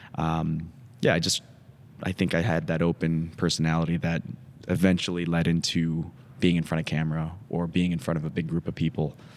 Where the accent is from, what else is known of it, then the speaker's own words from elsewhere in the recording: Woodbury, Minnesota, United States; also born or lived in Atlanta, Georgia / Los Angeles; now in Madison, United States; it was three years old We moved up to Minnesota